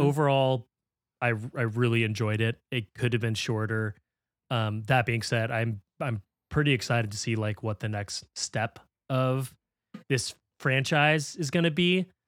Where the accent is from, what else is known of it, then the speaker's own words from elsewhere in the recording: United States; as an American